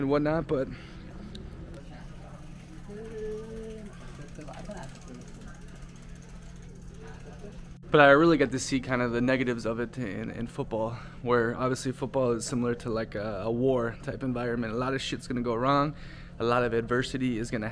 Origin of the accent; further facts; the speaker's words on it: Minnesota, United States; moved away; also born or lived in Italy; where I grew up in Minnesota